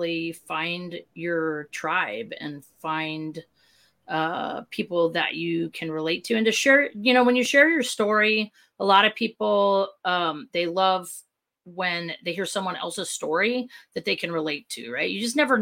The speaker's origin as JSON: {"language": "English", "region": "Southern California", "country": "United States", "moved": "yes", "lives_now": "Chandler, United States", "said": "originally from Southern California"}